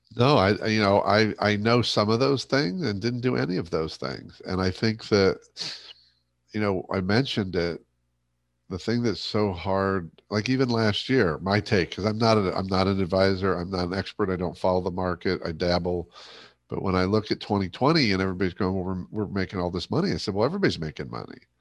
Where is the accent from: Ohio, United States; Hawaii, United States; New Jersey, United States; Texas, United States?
Ohio, United States; born or raised there; moved away